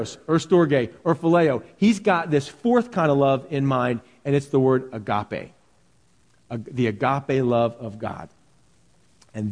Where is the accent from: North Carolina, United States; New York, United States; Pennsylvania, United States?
Pennsylvania, United States; Philadelphia; where I grew up in Philadelphia, the city of brotherly love